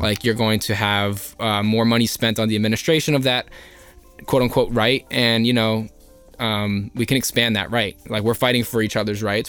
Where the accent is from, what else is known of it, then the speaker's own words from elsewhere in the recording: Elizabeth, New Jersey, United States; I grew up in Elizabeth